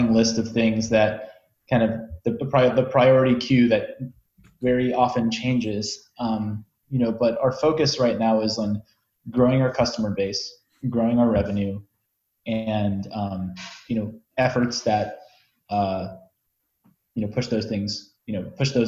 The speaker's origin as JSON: {"language": "English", "country": "United States", "said": "I'm an American"}